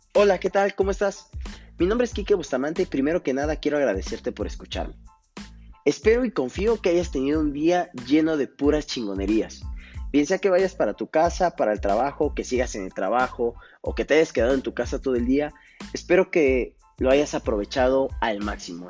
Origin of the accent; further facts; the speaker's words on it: Coacalco, State of Mexico, Mexico; moved away as an adult; also born or lived in Querétaro; now in Tulancingo, Mexico; soy originario de la Ciudad de México en la cual solamente viví mis primeros ocho años de vida. Después radiqué en Coacalco, Estado de México, cerca de 16 años.